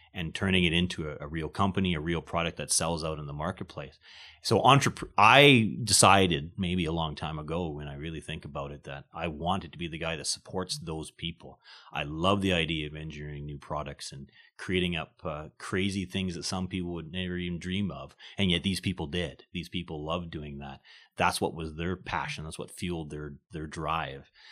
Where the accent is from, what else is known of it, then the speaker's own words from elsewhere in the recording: small town outside of Winnipeg, Manitoba, Canada; I'm originally born, uh, Manitoban. I came from Winnipeg, uh, grew up in a small town, uh, outside of Winnipeg.